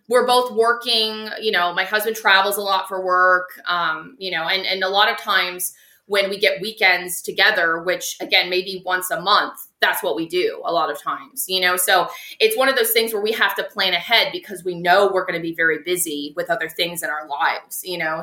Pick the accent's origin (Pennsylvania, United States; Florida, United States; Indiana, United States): Florida, United States; Tampa; I'm from Tampa, so I'm okay. I am a natural Floridian. I'm a born and raised Floridian.